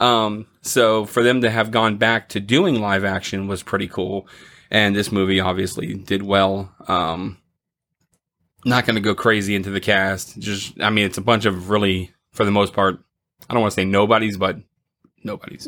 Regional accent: Florida, United States; I grew up in Florida

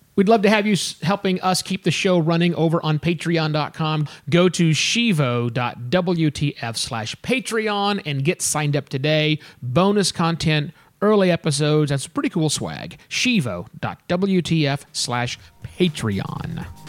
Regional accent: United States; us Americans

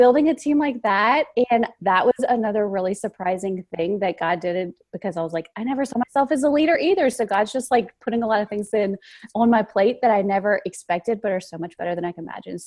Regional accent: Louisiana, United States; I'm from the South, from Louisiana

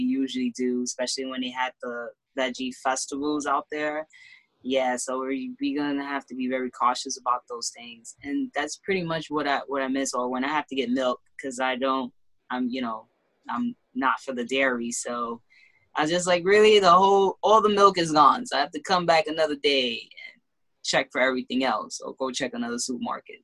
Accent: Honduras; now in Bronx, United States; which I am from Honduras

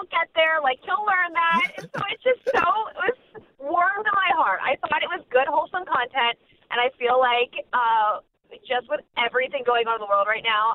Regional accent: New Jersey, United States; moved away as an adult; also born or lived in Kentucky / Virginia / Texas; now in Los Angeles, United States; I'm originally from New Jersey, about 10 minutes outside of Philly

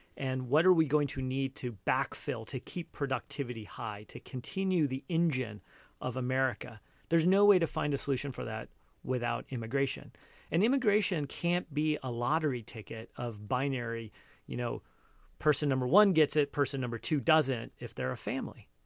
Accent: Cupertino, California, United States; also born or lived in India; I was born in India, but, you know, largely have grown up here, but I, I, you know, I am an immigrant. and growing up here, when I, like, when we first moved here, you know, Cupertino

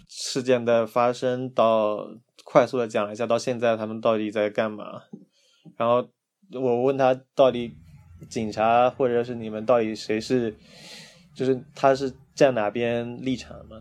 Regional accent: China; also born or lived in Hangzhou; 我是内地来的

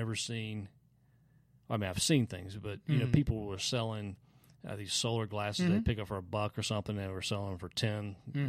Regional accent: Greenville, South Carolina, United States; now in Texas, United States; I'm originally from Greenville, South Carolina, and we have a major highway there.

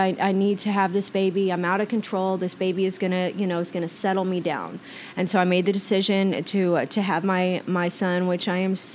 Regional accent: Oklahoma, United States; moved away as an adult; now in Arizona, United States; back to Oklahoma. Like, I was just a juvenile delinquent, and in my hometown

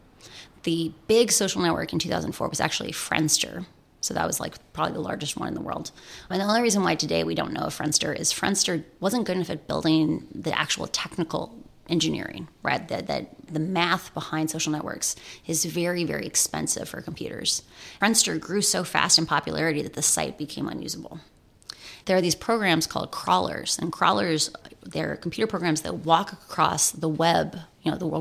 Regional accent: Iowa City, Iowa, United States; I grew up in Iowa City, Iowa

